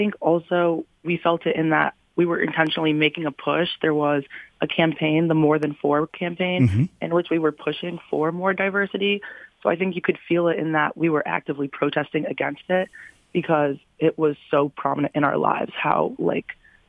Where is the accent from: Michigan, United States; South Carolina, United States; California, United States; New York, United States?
Michigan, United States; Troy; for me personally, I'm from Troy, Michigan, mm-hmm. so I went to Troy High.